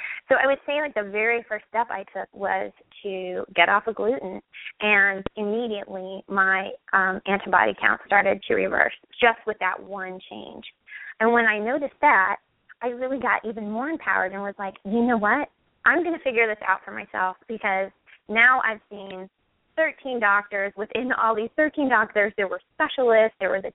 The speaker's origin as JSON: {"language": "English", "region": "Midwest", "country": "United States", "also_born_or_lived": "California", "moved": "as an adult", "said": "I'm from the Midwest"}